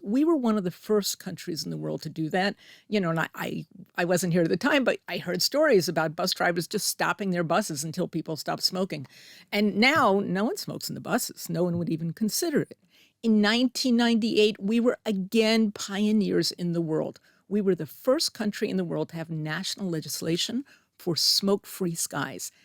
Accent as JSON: {"language": "English", "town": "Middlesex", "region": "New Jersey", "country": "United States", "tie": "born or raised there", "also_born_or_lived": "East Paterson, New Jersey / Delaware", "moved": "as an adult", "lives_now": "Israel", "said": "I grew up in New Jersey"}